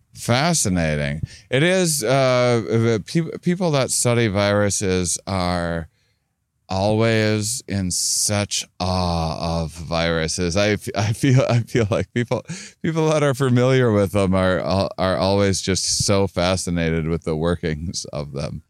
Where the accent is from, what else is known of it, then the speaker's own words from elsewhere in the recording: La Crosse, Wisconsin, United States; my hometown